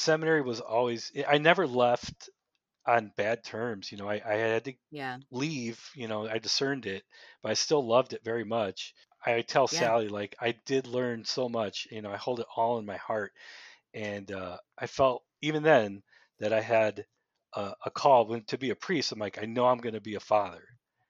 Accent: Indiana, United States; I grew up in Northwest Indiana, and I felt a call to the priesthood in high school

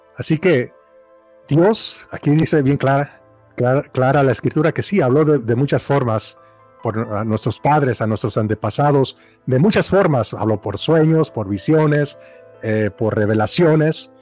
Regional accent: Mexico; crecí en México

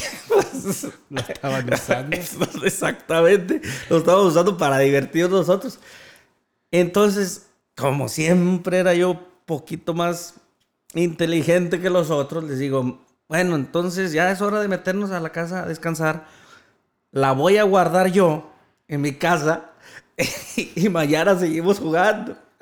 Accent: Jerez, Zacatecas, Mexico; Jerez, Zacatecas, donde soy nativo

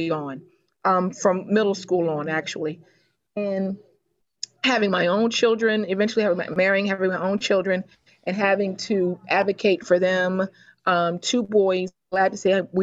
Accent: Baltimore, Maryland, United States; I was born and raised in Baltimore, Maryland.

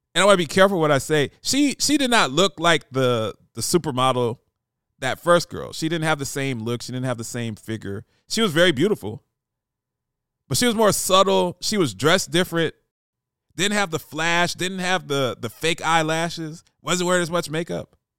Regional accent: Columbus, Ohio, United States; moved away; my boys from back home in Columbus that I grew up

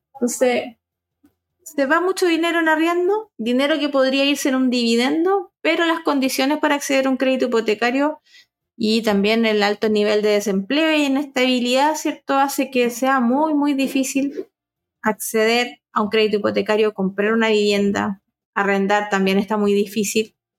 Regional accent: Chile

